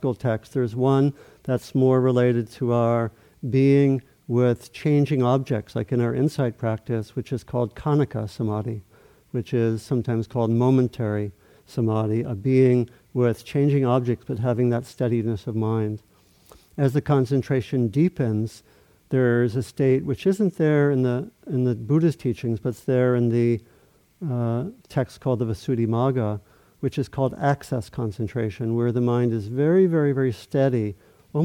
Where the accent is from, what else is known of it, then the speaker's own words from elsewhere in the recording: Maryland, United States; I grew up in Maryland, not so far from the Atlantic Ocean